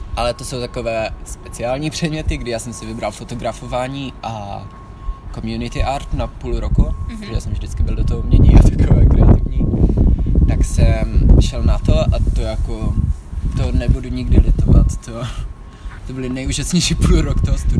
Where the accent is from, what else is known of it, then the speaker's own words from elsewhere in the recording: Czechia; moved away as an adult; also born or lived in Netherlands; now in Vienna, Austria; jsem Čech